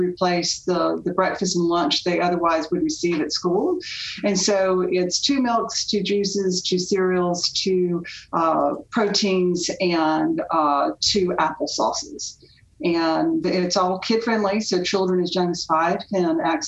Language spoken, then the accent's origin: English; Winston-Salem, North Carolina, United States; I grew up in Winston-Salem